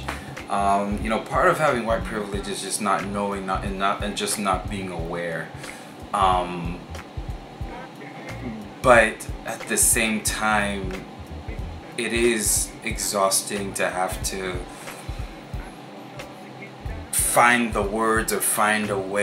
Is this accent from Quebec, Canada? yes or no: no; Vancouver, British Columbia, Canada; growing up in Vancouver